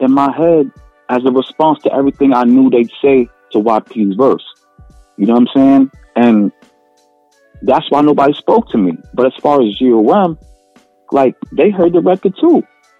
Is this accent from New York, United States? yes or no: yes; New York, United States; I'm from New York.